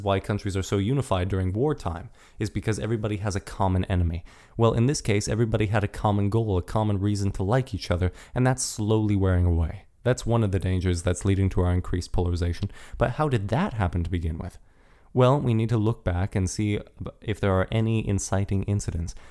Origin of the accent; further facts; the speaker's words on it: United States; We are American